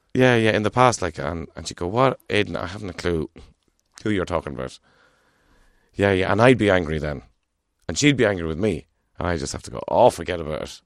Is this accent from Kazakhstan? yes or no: no; Ireland